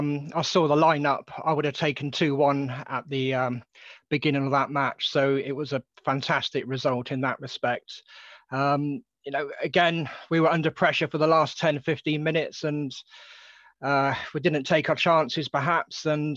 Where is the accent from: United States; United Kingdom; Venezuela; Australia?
United Kingdom; Dorney, South East England; I grew up in Dorney, and although I went to a few matches as a nipper